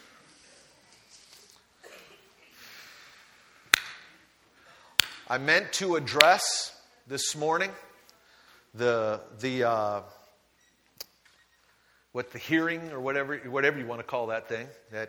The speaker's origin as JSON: {"language": "English", "country": "United States", "tie": "born or raised there", "moved": "yes", "said": "I grew up on the Great Lakes"}